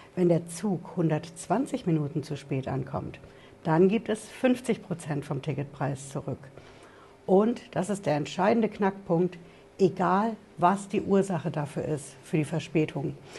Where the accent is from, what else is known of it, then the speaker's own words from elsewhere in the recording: Frankfurt, Hesse, Germany; bei uns in Frankfurt